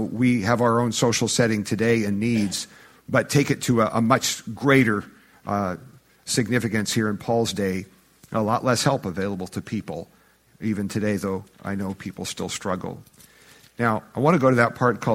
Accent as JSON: {"language": "English", "country": "United States", "said": "Here we are in America"}